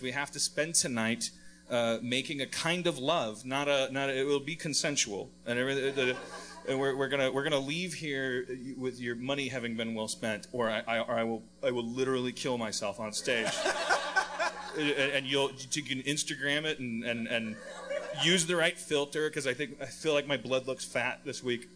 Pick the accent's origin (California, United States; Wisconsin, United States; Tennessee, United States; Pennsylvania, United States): Wisconsin, United States; moved away; I'm from Wisconsin